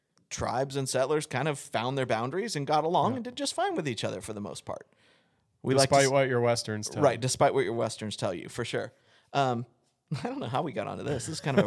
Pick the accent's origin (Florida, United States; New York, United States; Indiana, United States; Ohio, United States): Indiana, United States; Indianapolis; born there; And I say that as one who has lived in more rural areas my entire life, other than I was born in Indianapolis, but I've spent most of my time in rural areas.